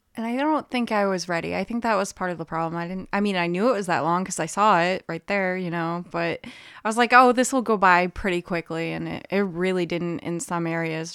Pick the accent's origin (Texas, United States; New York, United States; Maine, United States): Maine, United States; Brewer; I grew up in Brewer, so I frequented Bangor for shopping